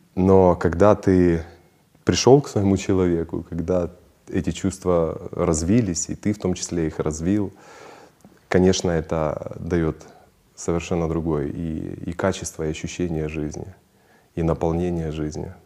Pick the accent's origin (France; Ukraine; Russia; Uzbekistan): Ukraine; я украинец